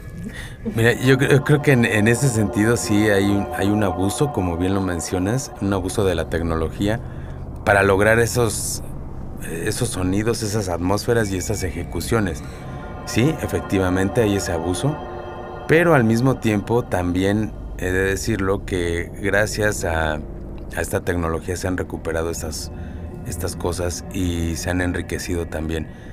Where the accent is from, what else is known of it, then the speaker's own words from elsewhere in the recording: Oaxaca, Mexico; como mexicano, como oaxaqueño